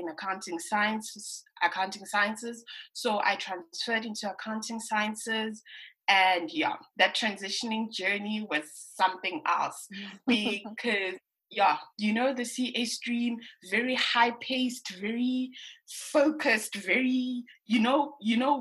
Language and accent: English; Johannesburg, Gauteng, South Africa; I'm born and bred in Protea Glen, but I initially grew up in Pimville.